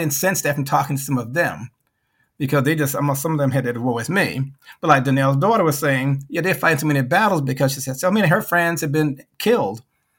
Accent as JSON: {"language": "English", "region": "the South", "country": "United States", "said": "I'm from the South. We were trained, okay, well, things are going to be better up North."}